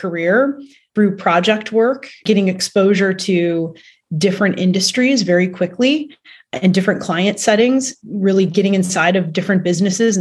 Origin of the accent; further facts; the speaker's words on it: Cleveland, Ohio, United States; moved away as an adult; also born or lived in New Jersey; now in Chicago, United States; I'm from Cleveland, Ohio